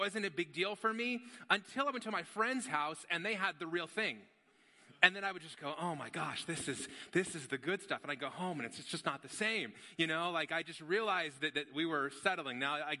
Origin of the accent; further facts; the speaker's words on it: Las Vegas, Nevada, United States; I grew up in Las Vegas.